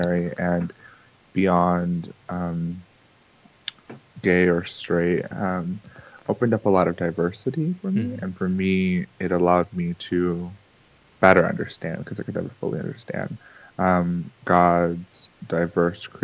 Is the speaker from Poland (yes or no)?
no; Puerto Rico; I was born in Puerto Rico, my family is from there